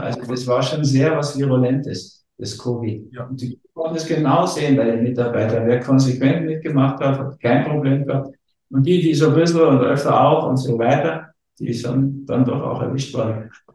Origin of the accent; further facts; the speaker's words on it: Berlin, Germany; ich bin in Berlin geboren